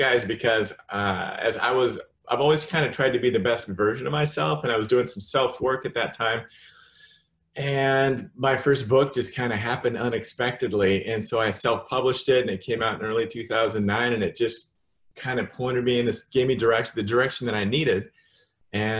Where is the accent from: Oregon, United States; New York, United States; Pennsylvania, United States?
Oregon, United States; Salem; moved away; I'm from Salem, Oregon.